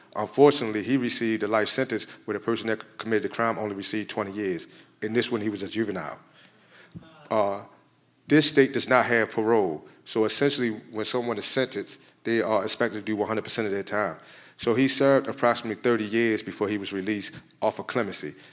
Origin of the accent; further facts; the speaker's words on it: Maryland, United States; moved away as an adult; now in Illinois, United States; I come from Maryland